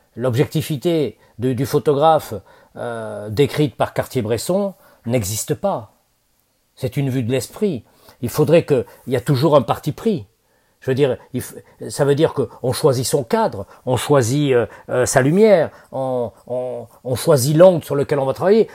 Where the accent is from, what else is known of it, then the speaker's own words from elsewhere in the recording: Bordeaux, Nouvelle-Aquitaine, France; moved away; à Bordeaux, alors, moi c'était ma ville natale